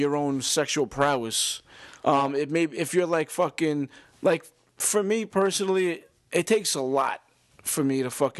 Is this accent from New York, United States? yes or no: yes; New York, United States; I guess you could tell by our accents, we're from New York, obviously.